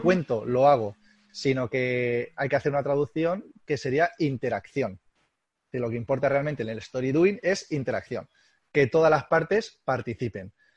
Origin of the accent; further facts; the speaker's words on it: Albacete, Castilla-La Mancha, Spain; somos gente de Albacete y somos gente, gente dura